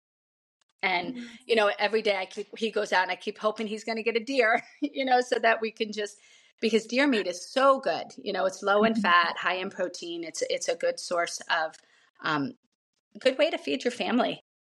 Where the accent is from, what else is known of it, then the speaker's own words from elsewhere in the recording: Long Island, New York, United States; moved away; I grew up on Long Island in an Irish family